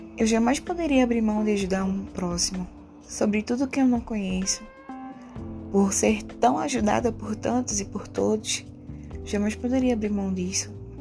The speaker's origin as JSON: {"language": "Portuguese", "region": "Northeast Region", "country": "Brazil", "moved": "as an adult", "lives_now": "São Paulo, Brazil", "said": "Eu vim pra cá como toda nordestina, buscando novas oportunidades, deixando para trás toda uma história e toda uma família"}